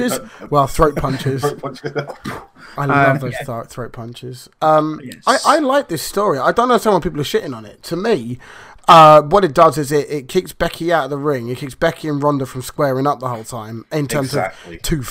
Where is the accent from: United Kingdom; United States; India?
United Kingdom; England; we're English.